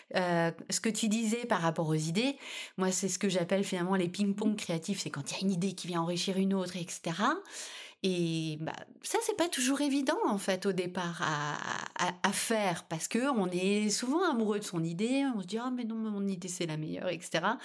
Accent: France; chez nous en France

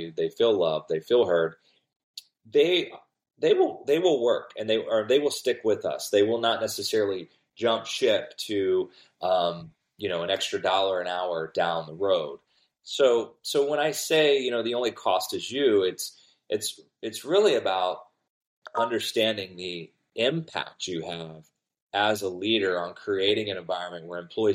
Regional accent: Cincinnati, Ohio, United States; now in Florida, United States; I live in Florida, but I'm from Cincinnati

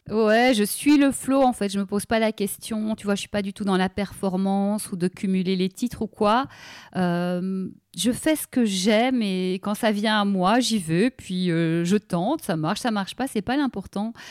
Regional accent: Brussels, Brussels-Capital Region, Belgium; j'ai grandi à Bruxelles

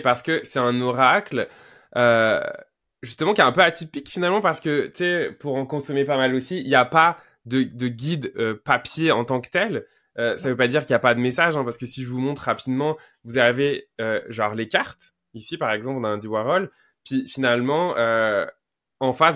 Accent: Quebec, Canada; je suis québécois. En tout cas, français au Québec, fait que je vais ent-, employer des mots québécois

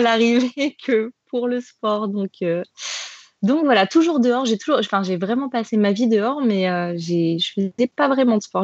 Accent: Grenoble, Auvergne-Rhône-Alpes, France; moved away as an adult; now in Paris, France; je suis originaire de Grenoble, voilà, d'un petit village en montagne, et je suis maintenant sur Paris depuis bientôt 5 ans

